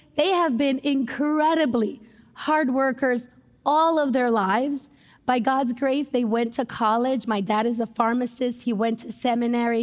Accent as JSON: {"language": "English", "country": "United States", "said": "as American Christians"}